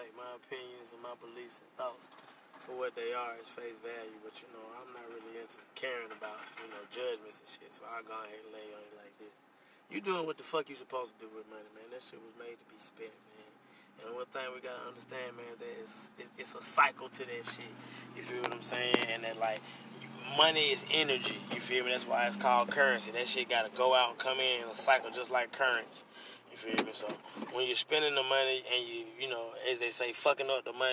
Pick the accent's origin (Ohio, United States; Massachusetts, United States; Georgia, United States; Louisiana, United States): Georgia, United States; Atlanta; also born or lived in Birmingham, Alabama; raised in the A. I moved out here in like 1989. I was probably like 8, 9 years old